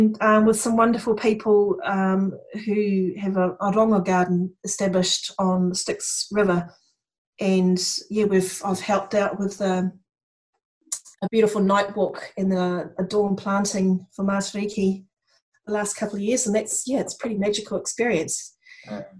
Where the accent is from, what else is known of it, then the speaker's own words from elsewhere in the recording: Tauranga, Bay of Plenty, New Zealand; moved away as an adult; now in Christchurch, New Zealand; I grew up in Tauranga